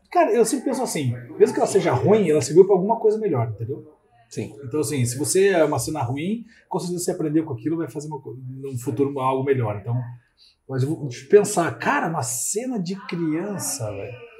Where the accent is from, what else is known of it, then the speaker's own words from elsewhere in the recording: Curitiba, Paraná, Brazil; Nasci em Curitiba, sou curitibano desde sempre